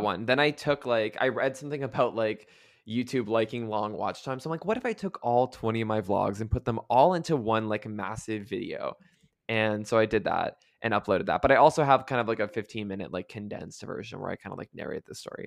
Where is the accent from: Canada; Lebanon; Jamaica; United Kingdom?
Canada; moved away; also born or lived in United States; I grew up in Canada, then I lived in the U S for most of my life, so now I moved back